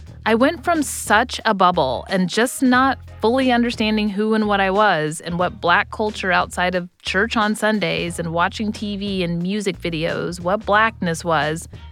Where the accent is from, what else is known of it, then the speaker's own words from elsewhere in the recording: Texas, United States; moved away; I was a Black girl who grew up in an affluent, all-white neighborhood in Texas